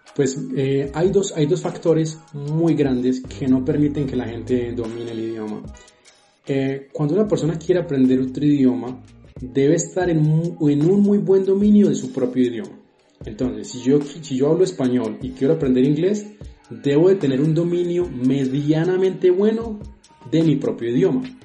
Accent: Colombia; como buenos colombianos

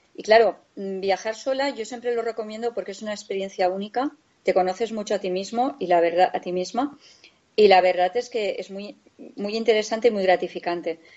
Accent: Valencia, Valencian Community, Spain; now in Guadalajara, Spain; nosotros vivimos, somos de Valencia, pero vivimos en un pueblecito de Guadalajara

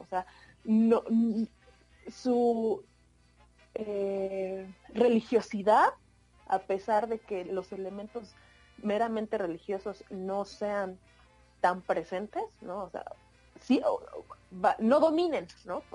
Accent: Oaxaca, Mexico; born or raised there; moved away

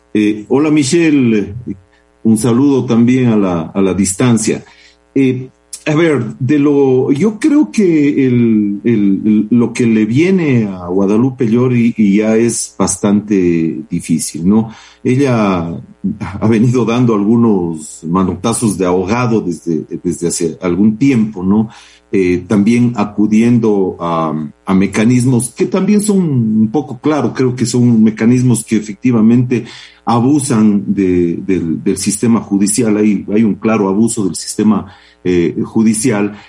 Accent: Cuenca, Azuay, Ecuador; somos, somos cuencanos

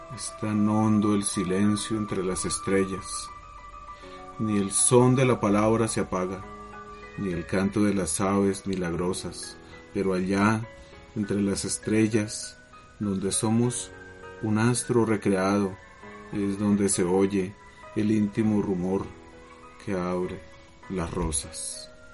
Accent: Zipaquirá, Cundinamarca, Colombia; soy de Zipaquirá

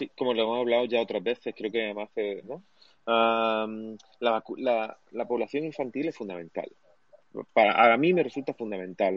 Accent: Cádiz, Andalusia, Spain; moved away; Cádiz, de hecho mi tierra de natal, ¿no? O sea, mi, toda mi familia de aquí

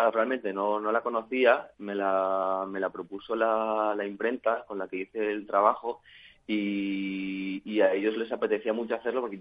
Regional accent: San Sebastián, Basque Country, Spain; now in Madrid, Spain; al principio cuando llegué, viniendo de San Sebastián, pues eh, bueno, me encontré con una ciudad que, no tiene nada que ver con donde yo venía, ¿no?

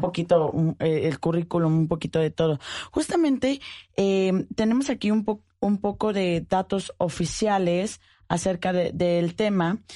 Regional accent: Mexico; Quienes somos mexicanos

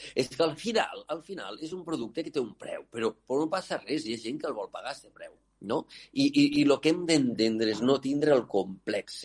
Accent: L'Aldea, Catalonia, Spain; jo sóc de l'Aldea

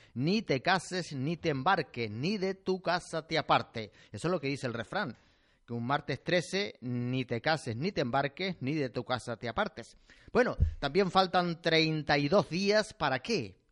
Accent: Canary Islands, Spain; somos canarios y tenemos que hablar así

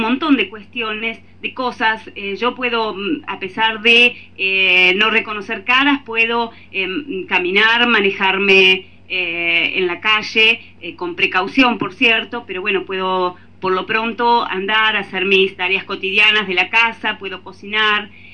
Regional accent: Tres Arroyos, Buenos Aires Province, Argentina; yo soy de Argentina. Eh, yo vivo en el sur de la provincia de Buenos Aires, en una localidad que se llama Tres Arroyos

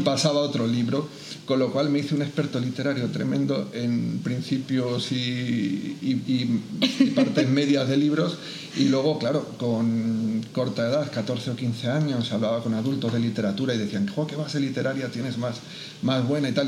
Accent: Madrid, Community of Madrid, Spain; moved away as an adult; also born or lived in Barakaldo, Biscay / Parla / Valencia; now in Albacete, Spain; yo efectivamente nací en Baracaldo, pero me he criado en Madrid, en distintas zonas de Madrid

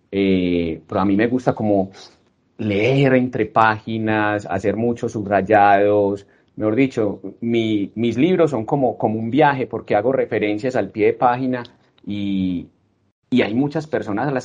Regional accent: Colombia; de alguna manera nosotros como colombianos no conocemos nuestro país

